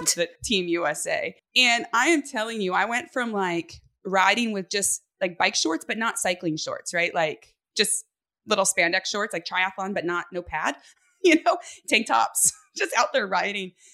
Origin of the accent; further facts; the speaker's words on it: Northern California, United States; born and raised in California, um, on a cattle ranch, and my parents still live up in Northern California